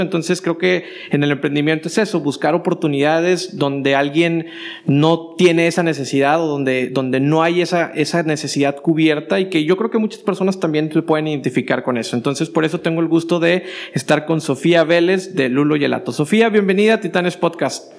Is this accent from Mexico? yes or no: yes; Matamoros, Tamaulipas, Mexico; moved away as an adult; now in Monterrey, Mexico; De Matamoros